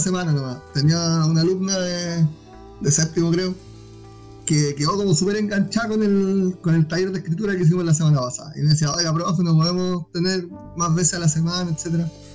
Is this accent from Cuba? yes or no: no; Iquique, Tarapacá, Chile; Y la mayoría somos de Iquique